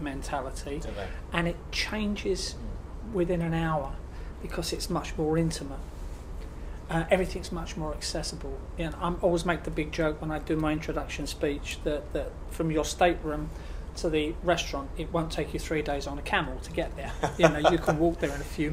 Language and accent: English; United Kingdom; us as British people here in Europe